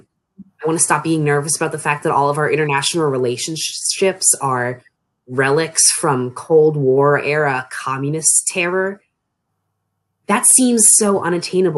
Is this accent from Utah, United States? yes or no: no; Annapolis region of Maryland, United States; moved away as an adult; now in Frostburg, United States; I'm from the Annapolis region of Maryland, but when I moved off to college, it was to Frostburg.